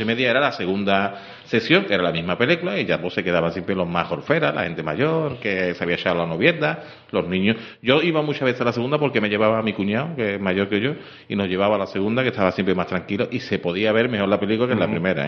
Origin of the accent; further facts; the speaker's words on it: Seville, Andalusia, Spain; Yo soy de Juan 23